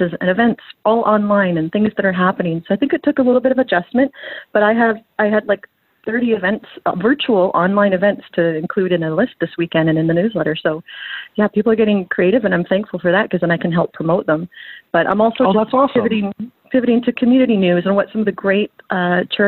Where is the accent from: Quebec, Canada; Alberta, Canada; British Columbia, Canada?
British Columbia, Canada; Surrey; I grew up in Surrey